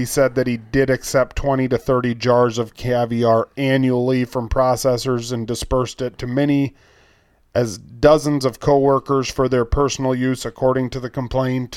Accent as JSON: {"language": "English", "country": "United States", "said": "I'm, I'm from America."}